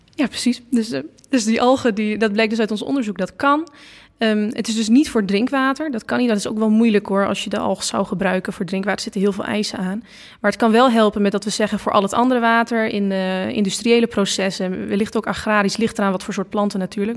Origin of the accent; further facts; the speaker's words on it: Losser, Overijssel, Netherlands; ik kom uit Losser